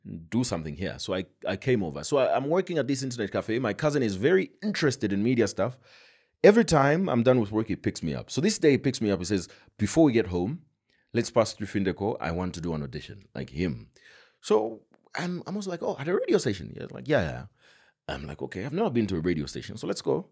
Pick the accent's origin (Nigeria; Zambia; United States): Zambia; Kabwe, Central Province; born or raised there; moved away as an adult; also born or lived in Choma / Mazabuka / Lusaka